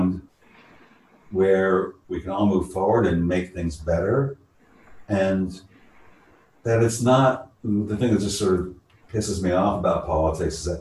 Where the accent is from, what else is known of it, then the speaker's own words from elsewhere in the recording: San Francisco, California, United States; born and raised in San Francisco